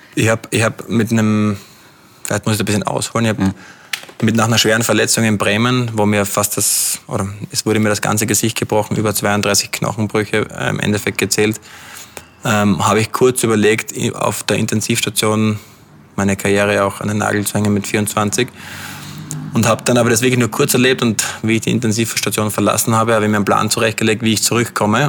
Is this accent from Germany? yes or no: no; Austria; moved away as an adult; now in London, United Kingdom; als Österreicher